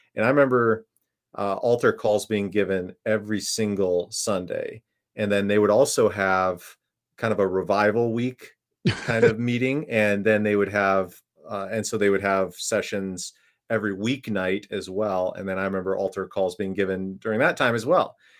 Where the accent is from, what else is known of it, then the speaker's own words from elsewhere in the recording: Minnesota, United States; I grew up in Minne, uh, Minnesota, so very familiar with the cold and the winter there